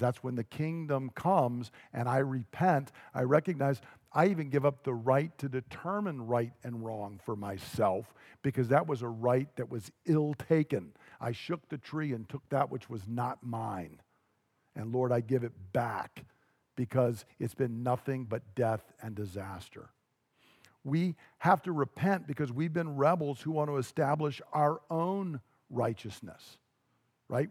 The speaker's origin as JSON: {"language": "English", "region": "Georgia", "country": "United States", "tie": "born or raised there", "said": "When I grew up in Georgia"}